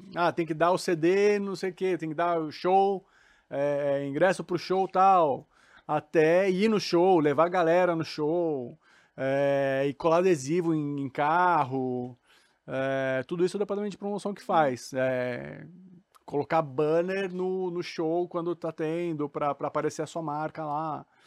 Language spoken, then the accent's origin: Portuguese; Suzano, São Paulo, Brazil; Sou paulista, mas não paulistano, sou de Suzano